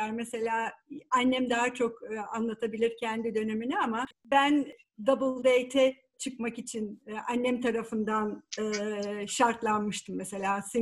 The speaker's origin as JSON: {"language": "Turkish", "region": "Bursa", "country": "Turkey", "tie": "born or raised there", "moved": "as an adult", "lives_now": "United States", "said": "Şu anda Amerika'da yaşıyorum. Amerika'ya gelene kadar da Bursa'da aktif bir şekilde bir dönemde"}